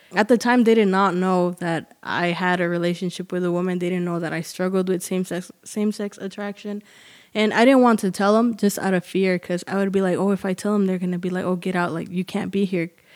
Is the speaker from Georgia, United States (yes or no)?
no; Arlington, Texas, United States; I'm from Arlington. It's, uh, here near Dallas, and I was born and raised here